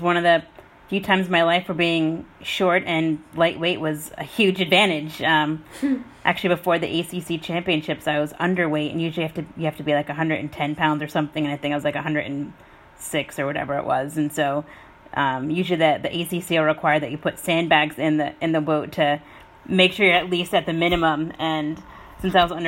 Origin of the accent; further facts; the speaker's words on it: New Jersey, United States; moved away as an adult; also born or lived in California; I'm from New Jersey, and I have a brother and a sister